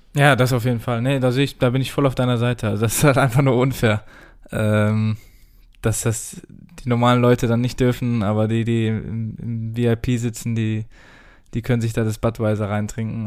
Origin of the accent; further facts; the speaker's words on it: Germany; wir als, als Deutsche